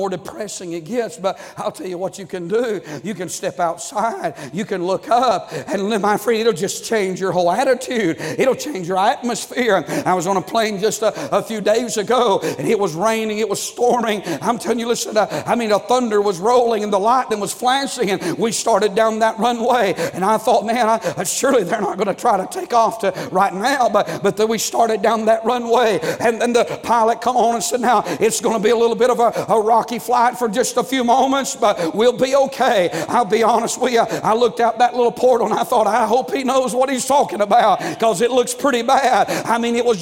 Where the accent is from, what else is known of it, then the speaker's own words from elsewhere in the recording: North Georgia, United States; I'm from North Georgia